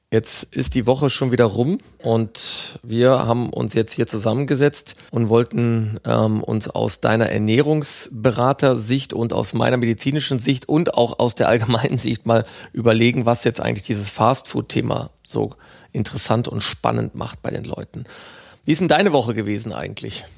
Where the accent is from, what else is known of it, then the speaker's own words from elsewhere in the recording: Ruhr area, North Rhine-Westphalia, Germany; Meine Heimat ist das Ruhrgebiet